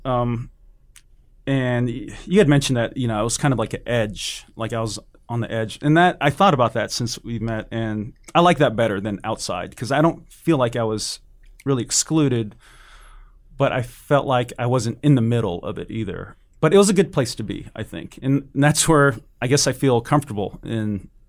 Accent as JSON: {"language": "English", "region": "California", "country": "United States", "tie": "born or raised there", "also_born_or_lived": "Hawaii / San Jose / Oakland", "said": "I was born in Hawaii, and I don't remember any of that. We moved to, uh, California, my family"}